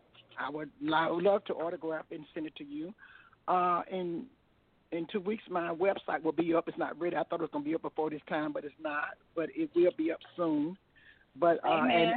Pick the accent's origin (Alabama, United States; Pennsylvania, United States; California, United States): Alabama, United States; Tuscaloosa; Stemmer College in Tuscaloosa, my hometown